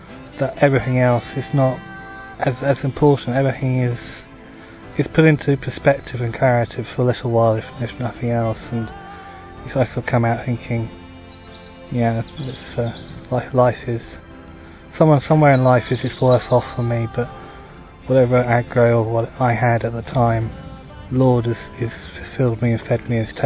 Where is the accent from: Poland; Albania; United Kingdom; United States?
United Kingdom; I'm from Britain